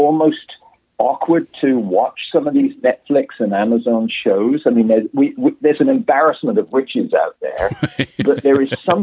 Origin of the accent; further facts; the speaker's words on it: England, United Kingdom; moved away as an adult; now in Toronto, Canada; I'm British born and raised